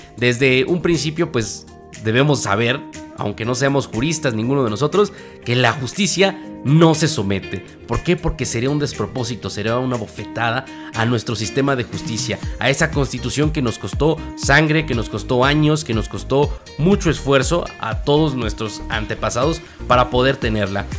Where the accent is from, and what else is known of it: Mexico